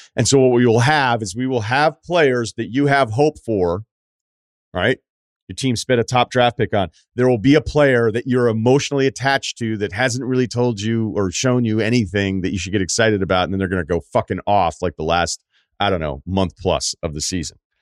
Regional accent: Martha's Vineyard, Massachusetts, United States; also born or lived in Boston; I'm from Martha's Vineyard. So when I say I'm from Mass, I get an eye roll. And then when I lived in Boston for seven years

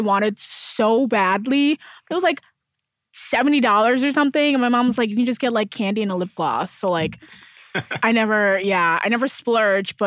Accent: Milwaukee, Wisconsin, United States; moved away as an adult; now in Los Angeles, United States; I'm from Milwaukee, so it's, like, there's, like, a good theater, like, life, but, like, not film

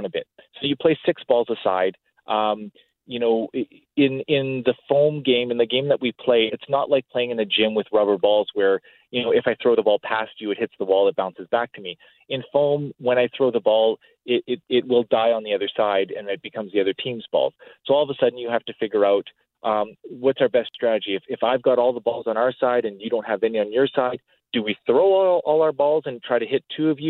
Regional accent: Edmonton, Alberta, Canada; I'm from Edmonton, Alberta, and we had a strong league in Edmonton. We have a really good community here

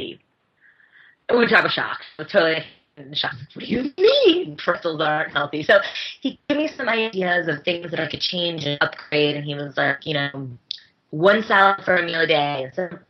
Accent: Bethlehem, Pennsylvania, United States; my hometown

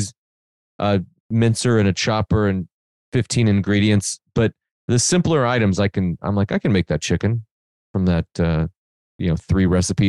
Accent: Benton, Illinois, United States; I moved to 12 different places before the 8th grade or 6th grade or something, and then mostly grew up after that in Southern Illinois in a small town called Benton, Illinois, from 6th to high school

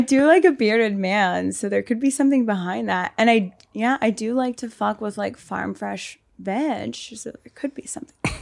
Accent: Reading, Pennsylvania, United States; moved away as an adult; also born or lived in Miami; so I grew up in Pennsylvania, like, Westchester area, Reading

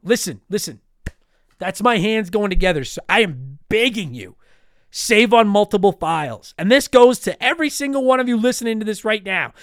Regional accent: Canada; as a Canadian

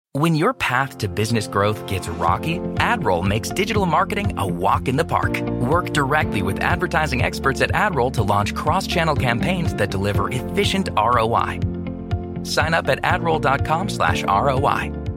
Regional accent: Boston, Massachusetts, United States; my hometown of Boston

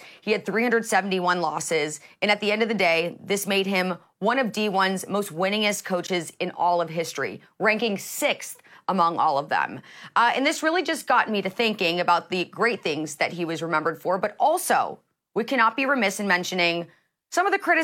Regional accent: Indiana, United States; I'm from Indiana

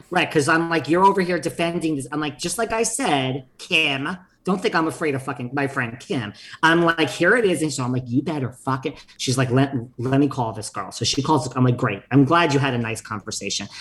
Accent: United States; I am from New York, New Jersey

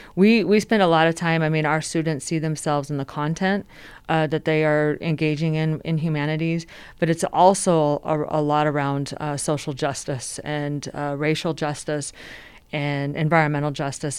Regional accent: Denver, Colorado, United States; also born or lived in Michigan; I actually grew up here in Denver, so even though I am originally from Michigan

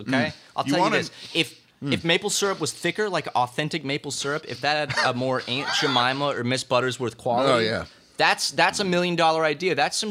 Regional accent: South Carolina, United States; I grew up more saying syrup. I'm from South Carolina. South Carolina, they say syrup

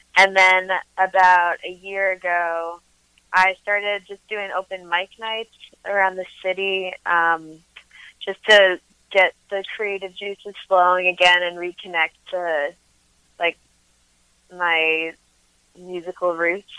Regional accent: New York City, New York, United States; moved away as an adult; now in Philadelphia, United States; I'm from Brooklyn originally, but I moved to Philly like about two years ago now

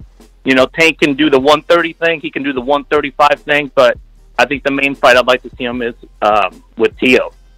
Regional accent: Temecula, California, United States; I'm from Temecula, California.

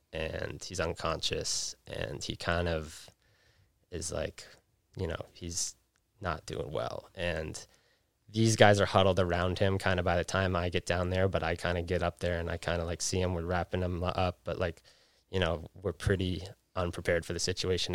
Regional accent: Jackson, Wyoming, United States; also born or lived in Vermont; now in Salt Lake City, United States; growing up in Jackson

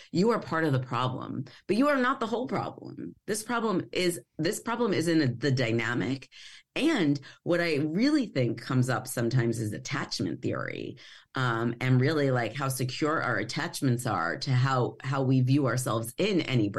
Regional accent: Long Island, New York, United States; I grew up on Long Island, and I just didn't ever, I mean, I probably look like I fit in very well, but I didn't ever feel like I fit in.

